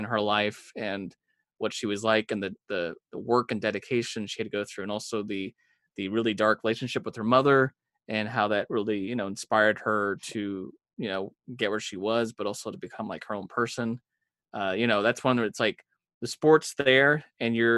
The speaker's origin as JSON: {"language": "English", "country": "United States", "said": "I as an American"}